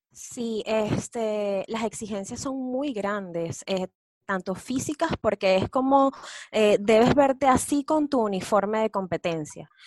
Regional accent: Venezuela; moved away as an adult; now in Chile; soy venezolana

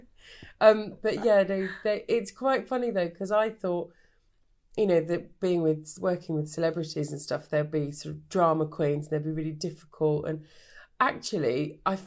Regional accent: Brighton, South East England, United Kingdom; also born or lived in Australia; I'm back in Brighton.

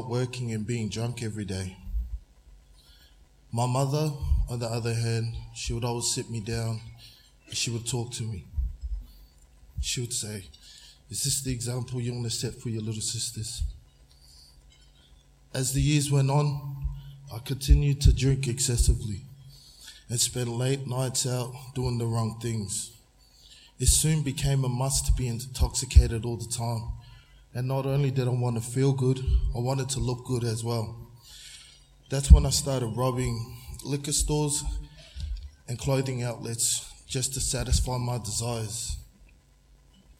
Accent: Shepparton, Victoria, Australia; also born or lived in Brisbane, Australia; I grew up in Shepparton

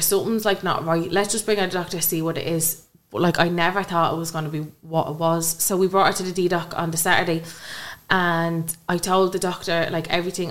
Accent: Kilmore, Ireland; I come from Kilmore

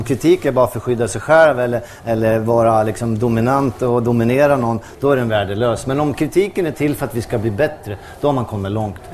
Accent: Brazil; Jag kommer ju från Brasilien.

